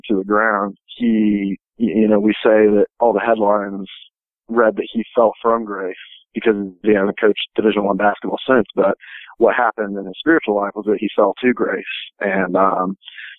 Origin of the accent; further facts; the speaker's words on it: Indiana, United States; I'm from Indiana